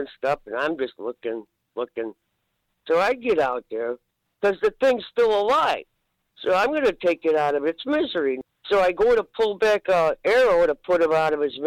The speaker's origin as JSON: {"language": "English", "town": "Depew", "region": "New York", "country": "United States", "also_born_or_lived": "Scio, New York", "lives_now": "Akron, United States", "said": "I'm from Depew"}